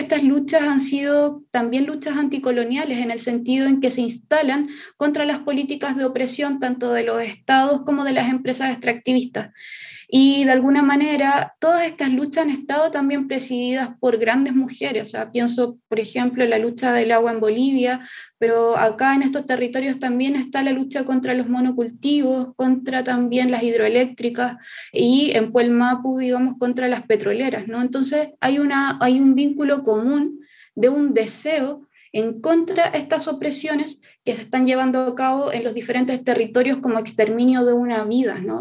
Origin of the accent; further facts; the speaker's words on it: Chile; Somos parte del pueblo nación mapuche, eh, la parte del Mapu, que es todo lo que hoy se conoce como Chile